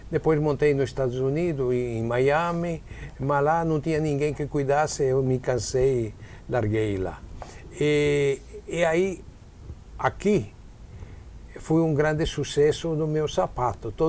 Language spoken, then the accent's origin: Portuguese; Padua, Veneto, Italy; Portuguese is a second language; Ah, sou de Pádua.